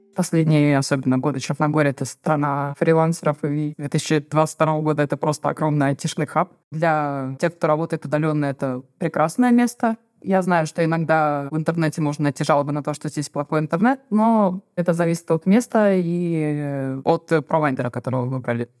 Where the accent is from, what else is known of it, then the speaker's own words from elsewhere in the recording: Saint Petersburg, Russia; moved away as an adult; now in Herceg Novi, Montenegro; Я из Санкт-Петербурга, муж из Кирова